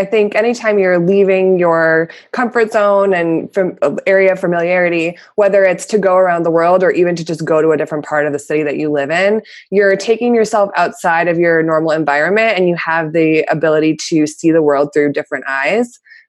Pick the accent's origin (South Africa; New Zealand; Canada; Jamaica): Canada; born there; I was born in Canada, so I traveled back and forth a lot between Canada and the U.S.